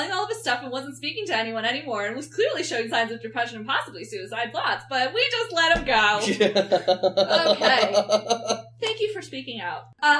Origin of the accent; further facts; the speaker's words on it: New York, United States; I'm from New York